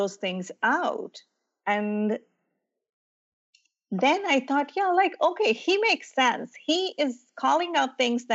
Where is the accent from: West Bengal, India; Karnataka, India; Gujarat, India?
Gujarat, India; also born or lived in New Jersey / Indianapolis; now in United States; I grew up in a small, very academic environment in the western state of India called Gujarat.